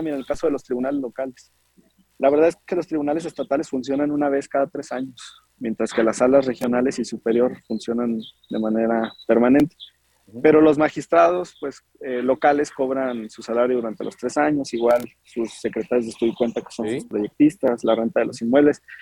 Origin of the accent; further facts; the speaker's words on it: Guadalajara, Jalisco, Mexico; yo soy originario de Guadalajara, la segunda ciudad más importante del país